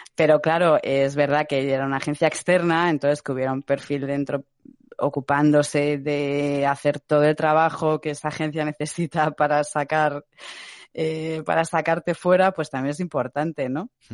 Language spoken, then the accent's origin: Spanish; Madrid, Community of Madrid, Spain; soy de Madrid